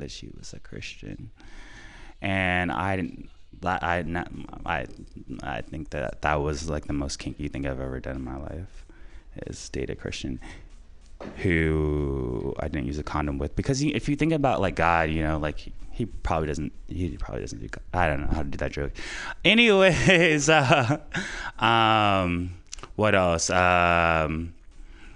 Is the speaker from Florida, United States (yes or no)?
yes; Florida, United States; moved away as an adult; now in San Francisco Bay Area, United States; I'm from Florida. Came out here for a young lady, and stayed here 7 years later.